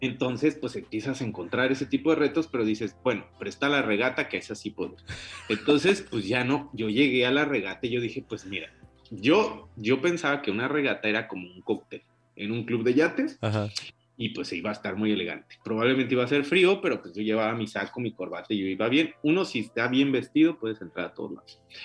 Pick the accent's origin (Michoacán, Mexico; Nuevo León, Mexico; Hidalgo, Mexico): Michoacán, Mexico; moved away as an adult; now in Canada; antes que ser mexicano, soy michoacán